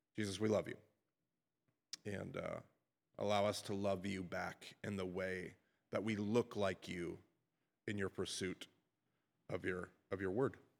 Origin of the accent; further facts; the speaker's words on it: United States; as Western American Christians.